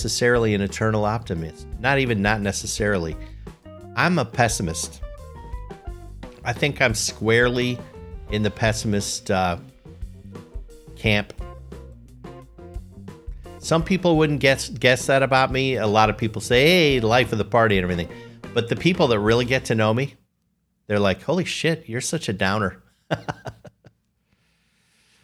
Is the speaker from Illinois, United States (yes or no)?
yes; Chicago, Illinois, United States; I'm from Chicago